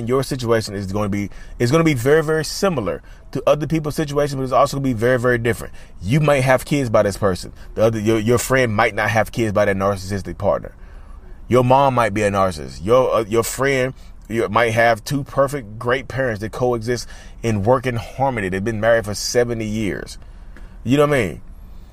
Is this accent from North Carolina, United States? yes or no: yes; North Carolina, United States; North Carolina, my home state.